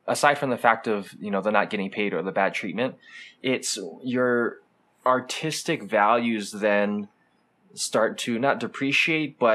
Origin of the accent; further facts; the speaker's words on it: Hawaii, United States; us growing up in Hawaii, where it's just culturally diverse